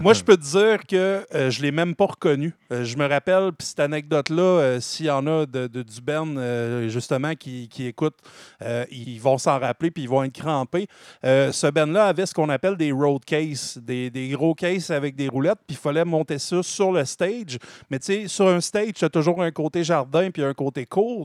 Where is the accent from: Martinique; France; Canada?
Canada; Drummondville, Quebec; Moi, je viens de Drummondville.